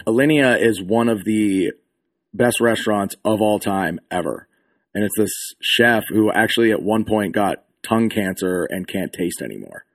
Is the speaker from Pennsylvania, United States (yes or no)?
yes; Pennsylvania, United States; moved away; I'm originally from Pennsylvania